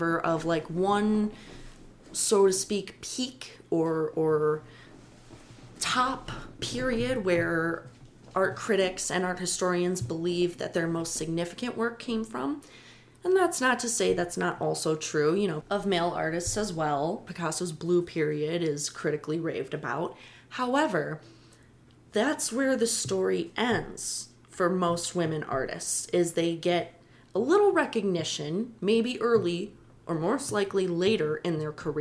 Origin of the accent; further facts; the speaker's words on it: Chicago, Illinois, United States; I am a hometown girl. I love Chicago. I love my hometown